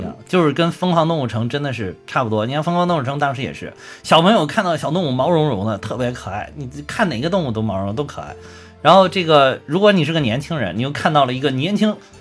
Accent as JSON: {"language": "Chinese", "country": "China", "said": "我们中国人"}